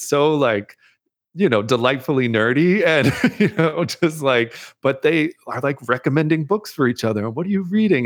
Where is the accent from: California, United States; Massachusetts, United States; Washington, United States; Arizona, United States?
Massachusetts, United States; Amherst; moved away as an adult; also born or lived in North Carolina / Brooklyn, New York; I was born in North Carolina, grew up in the Northeast, Massachusetts